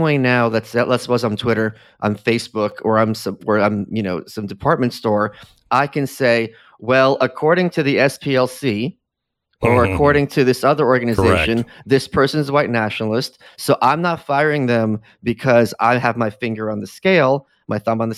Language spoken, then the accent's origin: English; New York City, New York, United States; As a New Yorker